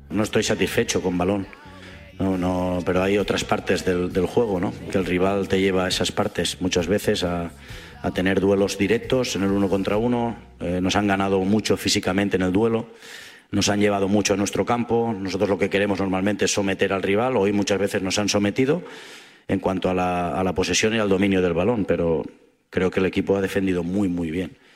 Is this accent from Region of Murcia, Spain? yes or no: no; Catalonia, Spain; Así somos los catalanes